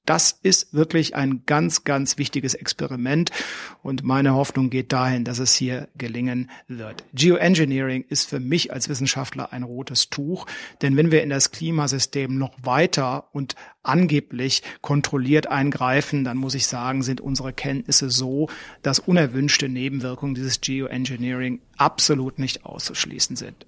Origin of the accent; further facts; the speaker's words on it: Germany; Bei uns in Deutschland